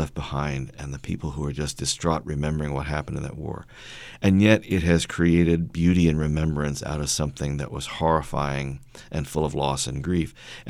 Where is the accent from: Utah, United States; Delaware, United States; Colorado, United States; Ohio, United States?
Delaware, United States; born there; also born or lived in Illinois / Vermont; now in North Carolina, United States; I've lived in, I think, 5 different states. And but I think of myself as an American. Yes, I'm a North Carolinian in the way I was a Chicagoan, the way I was a Vermonter for a short time, and a Delawarean by birth.